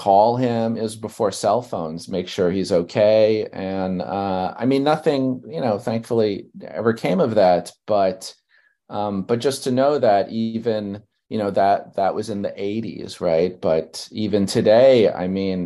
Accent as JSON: {"language": "English", "town": "New York City", "region": "New York", "country": "United States", "tie": "born or raised there", "said": "I grew up in Brooklyn, New York"}